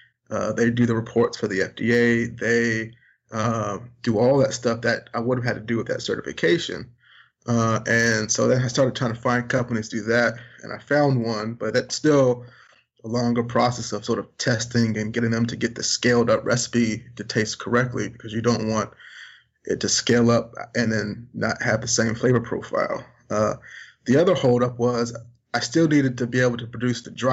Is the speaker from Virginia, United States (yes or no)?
yes; Richmond, Virginia, United States; Growing up in Richmond, Virginia, where there's not a lot of barbecue